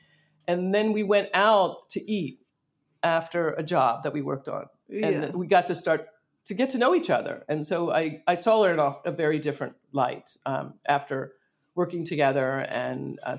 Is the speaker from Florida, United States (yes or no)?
no; Philadelphia, Pennsylvania, United States; moved away as an adult; also born or lived in Hershey, Pennsylvania / Los Angeles; now in Ojai, United States; I'm from Philadelphia originally.